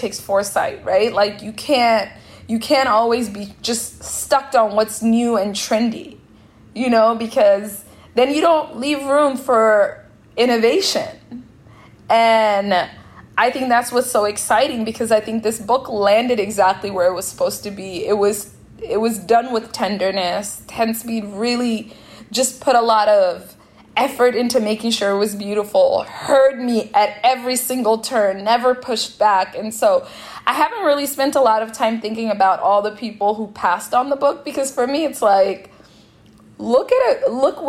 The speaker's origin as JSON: {"language": "English", "town": "Seattle", "region": "Washington", "country": "United States", "tie": "born or raised there", "said": "And by home, I mean like growing up in Seattle and eating a lot with Ethiopians and Eritreans."}